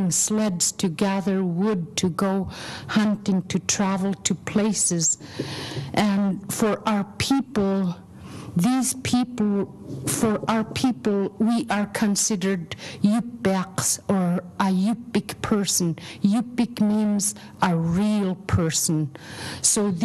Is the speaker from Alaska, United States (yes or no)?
yes; Aleknagik, Alaska, United States; now in Anchorage, United States; originally I'm from Aleknagik, living in Anchorage right now